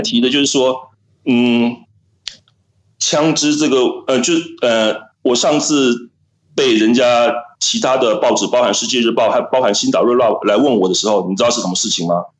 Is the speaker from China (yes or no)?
no; Taiwan; now in Las Vegas, United States; 我们台湾人的圈子更小